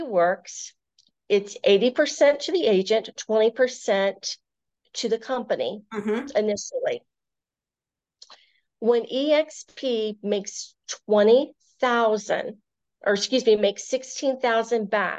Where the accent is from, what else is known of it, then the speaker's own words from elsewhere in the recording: Virginia, United States; now in Maryland, United States; both my husband and myself, we are originally from Virginia, and we've both lived in this area, or at least I have, over half my life, so I consider myself now a Marylander.